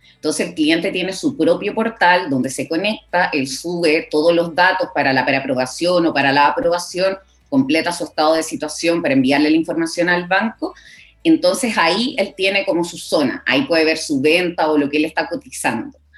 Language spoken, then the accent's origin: Spanish; Coquimbo, Chile; moved away as an adult; also born or lived in La Serena; now in Santiago, Chile; yo soy de Coquimbo, entonces estudié allá